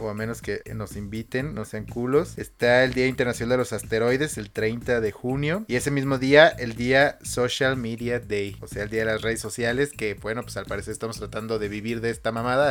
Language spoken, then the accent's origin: Spanish; Michoacán, Mexico; mi tierra